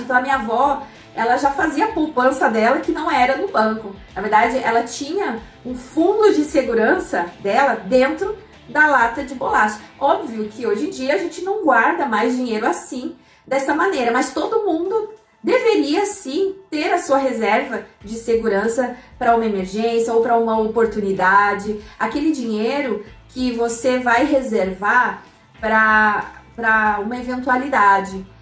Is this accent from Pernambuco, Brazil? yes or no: no; Curitibanos, Santa Catarina, Brazil; moved away as an adult; also born or lived in Cascavel, Paraná / Florianópolis; nós voltamos para a cidade onde eu cresci, que é uma cidade chamada Curitibanos, no interior de Santa Catarina, na Serra Catarinense